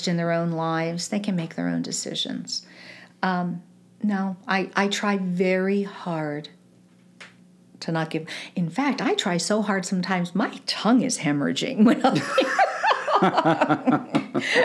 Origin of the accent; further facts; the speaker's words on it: East Coast, United States; moved away as an adult; also born or lived in New York / North Jersey; now in Kansas City, United States; I grew up on the East Coast, and I did a lot of things in New York and North Jersey